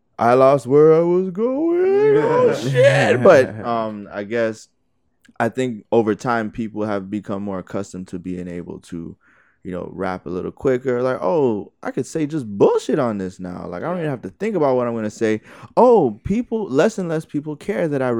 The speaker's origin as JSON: {"language": "English", "town": "Miami", "region": "Florida", "country": "United States", "said": "I'm from Miami. We living in Miami"}